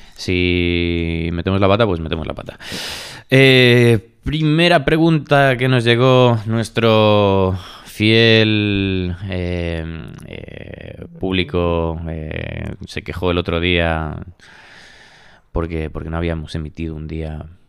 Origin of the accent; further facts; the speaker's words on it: Galicia, Spain; now in Madrid, Spain; yo como gallego siempre digo en plan, ¿y si, y volviese a Galicia?